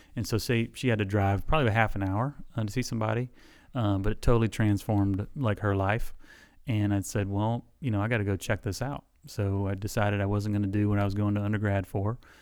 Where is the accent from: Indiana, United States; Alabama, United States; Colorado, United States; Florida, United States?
Alabama, United States; South; moved away as an adult; also born or lived in Illinois; now in Elizabeth City, United States; I grew up, like, a half an hour from there. So I grew up in South Alabama.